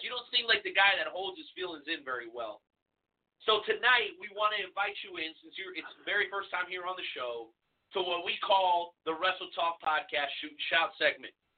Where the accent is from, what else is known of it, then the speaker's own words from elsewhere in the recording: South Florida, United States; now in Kansas City, United States; I grew up in South Florida